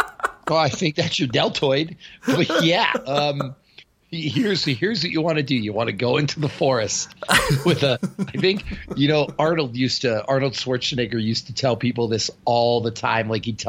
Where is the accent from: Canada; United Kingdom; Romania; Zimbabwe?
Canada; Northern Canada; Well, I'm from Northern Canada, and everyone where I'm from looks like that. We're direct from a Viking bloodline.